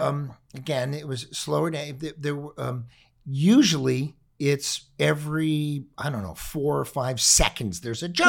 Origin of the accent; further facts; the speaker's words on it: Los Angeles, California, United States; We grew up in the Palisades